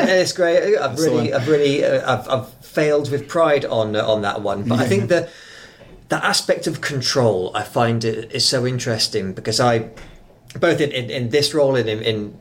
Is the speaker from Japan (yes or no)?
no; England, United Kingdom; now in New Zealand; I am actually from England